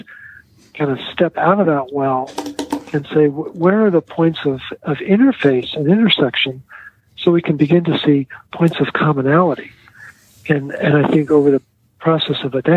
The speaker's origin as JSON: {"language": "English", "town": "Baltimore", "region": "Maryland", "country": "United States", "said": "my kids call me … because I come from Baltimore."}